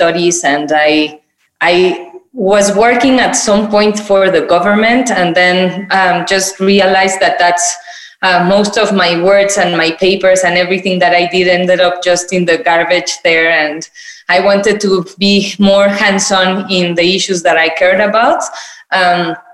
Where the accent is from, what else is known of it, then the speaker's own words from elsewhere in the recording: Mexico City, Mexico; I'm from Mexico. I was born and raised in Mexico City.